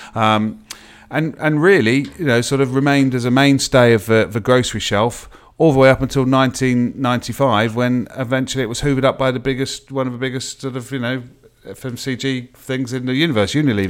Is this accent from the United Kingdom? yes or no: yes; England, United Kingdom; being an Englishman